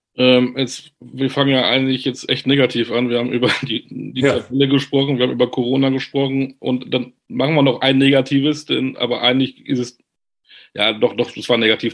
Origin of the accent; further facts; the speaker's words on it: Münster, North Rhine-Westphalia, Germany; Ich bin Münsteraner